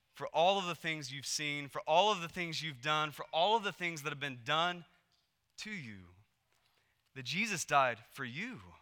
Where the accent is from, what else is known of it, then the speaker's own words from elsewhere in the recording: Texas, United States; moved away as an adult; also born or lived in Portland, Oregon; we moved from Texas to Portland, Oregon, and we had grown up in Texas our whole lives